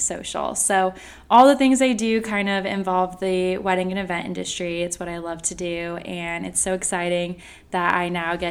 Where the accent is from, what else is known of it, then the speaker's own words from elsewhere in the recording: Tampa, Florida, United States; I am born and raised in the Tampa, Florida area. I grew up over near the beaches